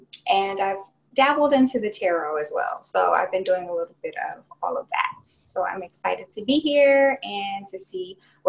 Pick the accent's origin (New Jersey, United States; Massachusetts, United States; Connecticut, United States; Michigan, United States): Michigan, United States; moved away; also born or lived in Houston, Texas; Right now I am in Houston, Texas. I'm kind of stuck here right now with all the stuff going on with quarantine, but I'm from Michigan.